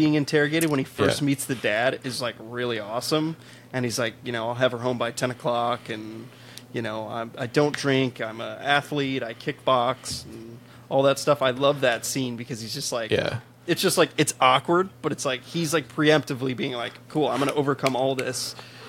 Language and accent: English; Chicago, Illinois, United States; moved away; I'm originally from Chicago. I don't live in Chicago